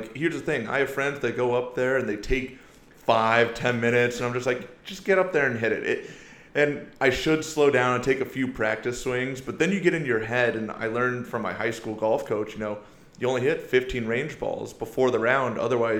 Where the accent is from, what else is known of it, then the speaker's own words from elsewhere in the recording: Iowa, United States; also born or lived in Seoul, South Korea; Well, don't let the blonde hair, blue eyes fool you. You know, I grew up in Iowa, you know, since I was a kid.